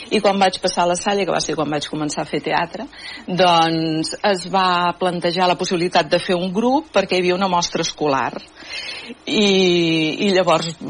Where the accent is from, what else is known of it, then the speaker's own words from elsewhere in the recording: Manresa, Catalonia, Spain; Jo vaig néixer a Manresa i eh, vivíem amb... Vi, bueno, la mare encara hi viu, a la casa, al carrer Alcalde Armengou